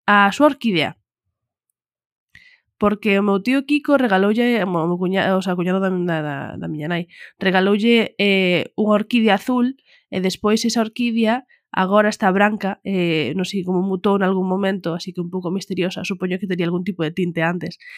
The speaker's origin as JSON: {"language": "Galician", "area": "Pontevedra province", "region": "Galicia", "country": "Spain", "said": "a provincia de onde son eu, donde está a casa dos meus pais e todo, a peor provincia, Pontevedra."}